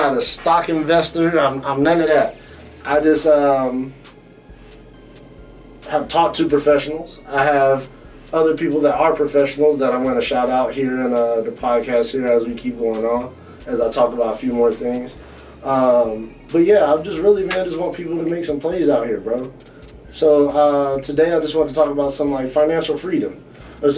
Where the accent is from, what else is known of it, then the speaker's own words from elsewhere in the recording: the South, United States; I grew up in the South